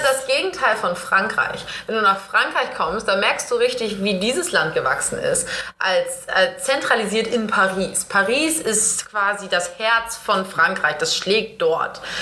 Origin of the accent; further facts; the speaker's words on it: Northern Germany, Germany; ich bin Norddeutsche